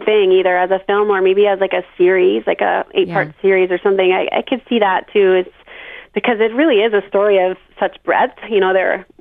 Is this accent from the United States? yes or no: yes; Plainville, Massachusetts, United States; also born or lived in Charlottesville, Virginia; I'm from Massachusetts, yeah, southeastern Mass, a town called Plainville